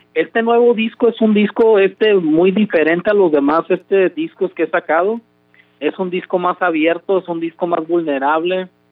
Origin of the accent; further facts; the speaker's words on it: Compton, California, United States; also born or lived in Los Mochis, Sinaloa, Mexico; yo crecí aquí en California, aquí en Compton, California, pero mi mamá me trajo este a, un año de edad. Yo nací en Los Mochis, Sinaloa soy mexicano